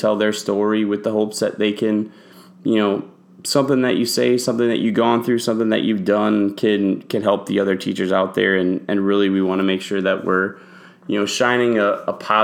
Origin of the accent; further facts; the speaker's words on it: Wisconsin, United States; moved away as an adult; also born or lived in Houston; I left Wisconsin and went to Houston for 8 years, and now I'm back in Wisconsin